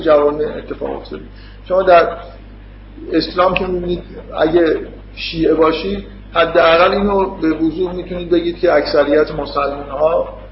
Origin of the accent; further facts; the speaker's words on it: Iran; ما که تو ایران به دنیا اومدیم